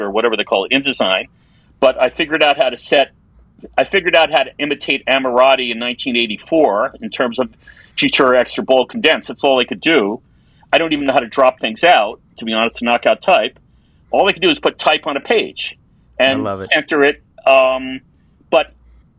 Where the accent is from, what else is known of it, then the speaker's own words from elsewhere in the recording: New York, United States; I grew up in New York